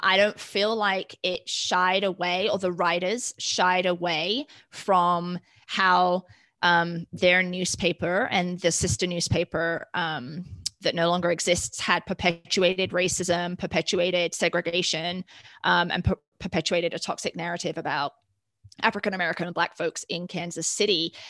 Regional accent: United Kingdom; now in United States; growing up in the United Kingdom

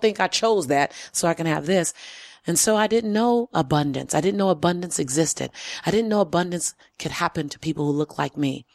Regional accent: Los Angeles, California, United States; I was born and raised in South Central L

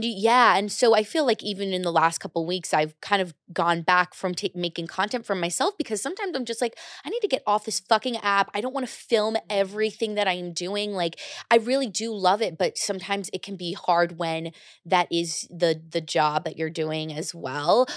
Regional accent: United States; now in New York City, United States; I grew up right outside New York

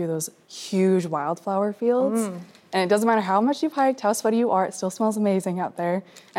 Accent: Pacific Northwest, United States; I grew up in the Pacific Northwest, and every summer we'd go hiking on Mount Rainier.

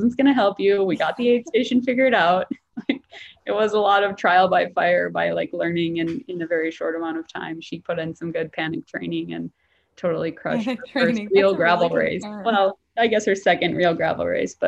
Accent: Northern Minnesota, United States; also born or lived in San Diego / Chicago; now in Washington State, United States; I'm from Northern Minnesota, a really small town, 3 hours north of Minneapolis, close to the Canadian border

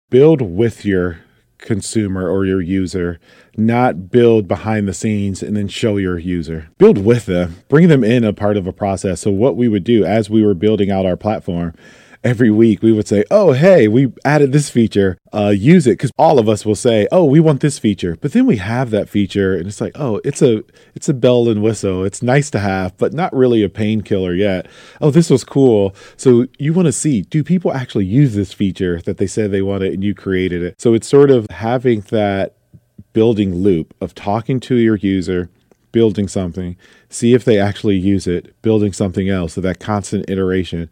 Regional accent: Toledo, Ohio, United States; moved away as an adult; also born or lived in Detroit, Michigan; I grew up in Toledo, Ohio, and then I moved to Detroit, Michigan to go to art school

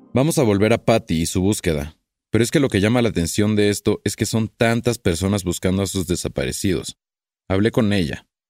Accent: Mexico

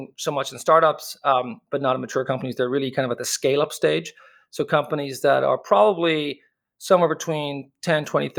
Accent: Dublin, Leinster, Ireland; accent: Irish; moved away as an adult; also born or lived in United States; born and raised in Dublin, but I left

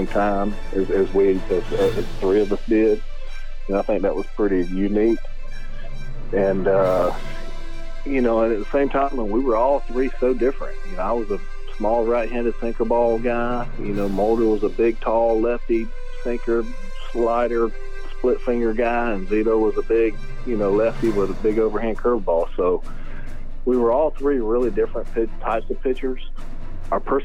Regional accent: close to Atlanta, Georgia, United States; growing up in Atlanta, I mean, growing up close to Atlanta

